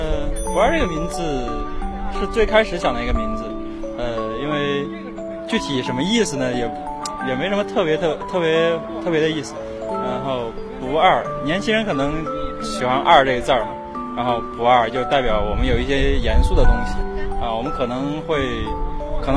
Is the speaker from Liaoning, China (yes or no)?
no; Shaanxi, China; moved away; 我跟我们两个人是陕西人，然后还有一个是河南的。